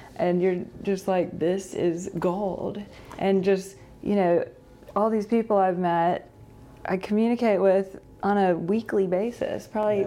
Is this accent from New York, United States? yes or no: no; Greensboro, North Carolina, United States; I grew up in Greensboro, um, born and raised here.